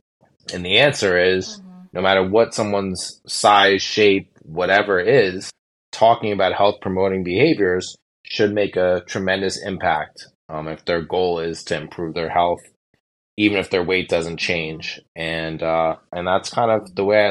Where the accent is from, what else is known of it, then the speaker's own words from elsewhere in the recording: Los Angeles, California, United States; now in New York City, United States; I'm a New York City private practice endocrinologist, and I'm from Los Angeles originally